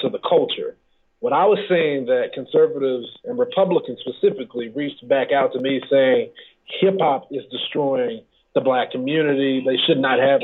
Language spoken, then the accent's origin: English; Dallas, Texas, United States; I am originally from Dallas, Texas